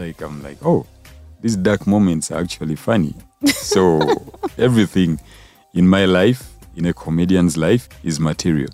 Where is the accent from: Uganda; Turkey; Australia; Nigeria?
Uganda; Kampala; I grew up in uh, a place called Nakawa Quarters